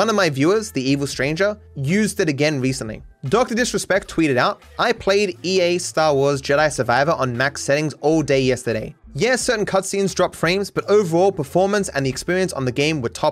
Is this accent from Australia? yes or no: yes; Australia; As an Australian